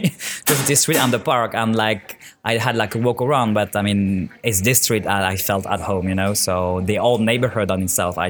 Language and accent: English; Rennes, Brittany, France; English is a second language; moved away as an adult; also born or lived in Paris, France; now in Stockholm, Sweden; I'm coming from France, actually. I was born in like Brittany, Western France, Rennes, for me, to be more precise. But it has been like 13 years now that I'm living in Paris, so I call myself as a Parisian, like most of the time.